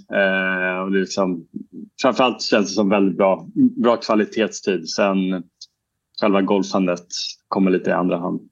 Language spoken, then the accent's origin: Swedish; Sweden; moved away as an adult; now in Murcia, Spain; på somrarna när jag är hemma i Sverige